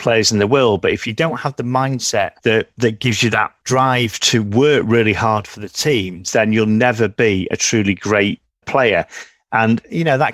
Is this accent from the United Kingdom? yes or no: yes; Manchester, North West England, United Kingdom; I'm from Manchester in the UK